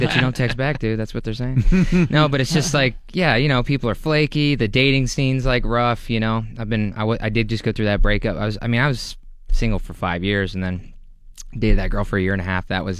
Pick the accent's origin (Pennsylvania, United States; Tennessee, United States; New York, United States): Pennsylvania, United States; Pittsburgh; moved away as an adult; now in Los Angeles, United States; this is my hometown.